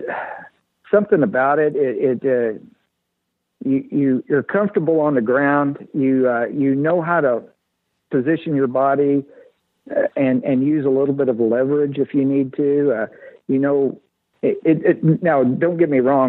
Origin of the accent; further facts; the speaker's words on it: Illinois, United States; moved away as an adult; now in Wichita, United States; I'm originally from Illinois.